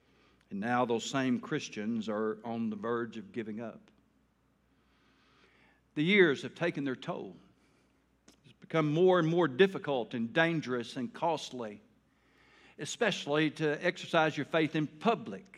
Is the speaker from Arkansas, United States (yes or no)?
yes; Taylor, Arkansas, United States; I was from Taylor, a little old town